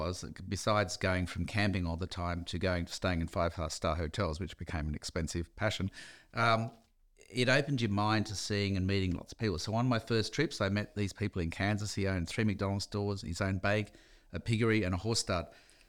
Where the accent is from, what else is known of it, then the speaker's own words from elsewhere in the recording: Dee Why, New South Wales, Australia; there was a better life than a kid growing up in Dewey fighting for your lunch at school, literally sometimes